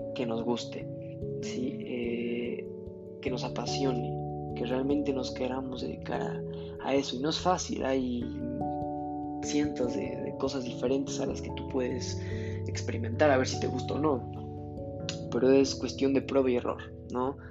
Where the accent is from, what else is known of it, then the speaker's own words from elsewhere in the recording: Mexico; en mi país, está muy mala yo creo que el modelo educativo, eh, no nada más en México, que es donde yo vivo